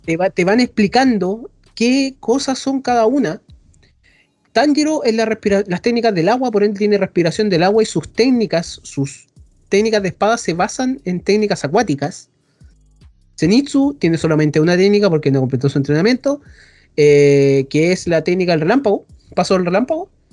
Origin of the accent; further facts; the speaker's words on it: Chile; soy chileno